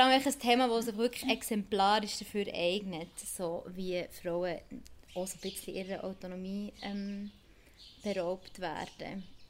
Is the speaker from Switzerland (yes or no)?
yes; Bern, Switzerland; now in Basel, Switzerland; ursprünglich Bernerin